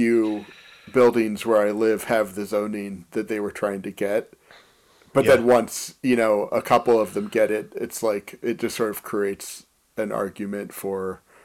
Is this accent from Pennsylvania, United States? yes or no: yes; Philadelphia, Pennsylvania, United States; moved away as an adult; also born or lived in Pittsburgh; now in Chicago, United States; born in Philadelphia. I left Philadelphia to go to college in Pittsburgh